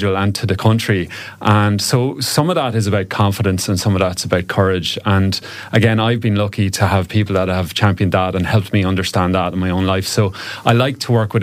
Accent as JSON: {"language": "English", "region": "County Cavan", "country": "Ireland", "also_born_or_lived": "Galway / Dublin / Donegal", "moved": "yes", "lives_now": "Ennistymon, Ireland", "said": "I'm actually originally from Cavan"}